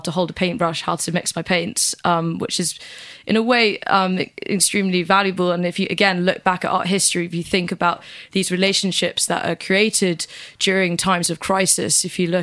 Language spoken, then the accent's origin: English; Norwich, East of England, United Kingdom; I was born in Norwich Hospital